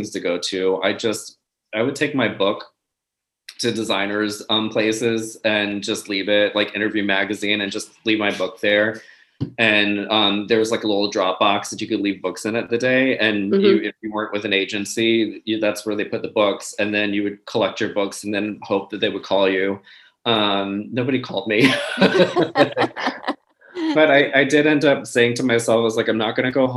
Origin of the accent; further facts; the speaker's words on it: Richmond, Virginia, United States; I'm from Richmond, Virginia, originally